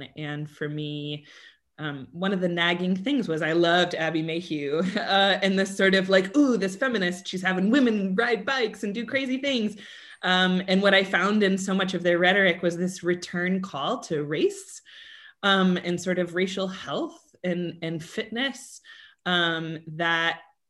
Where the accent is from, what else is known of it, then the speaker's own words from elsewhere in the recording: Colorado, United States; I grew up in Colorado, and if you were not a Denver Bronco, right, so American football fan of the Denver Broncos, nobody would talk to you.